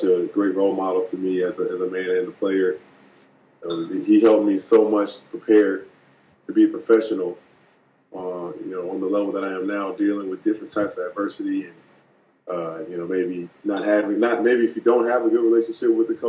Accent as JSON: {"language": "English", "town": "Jacksonville", "region": "Florida", "country": "United States", "tie": "born or raised there", "said": "born and raised in Jacksonville."}